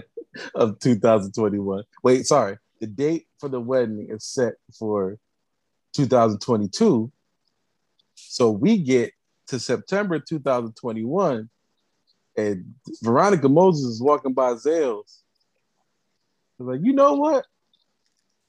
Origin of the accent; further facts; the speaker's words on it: Jamaica; we're very Jamaican people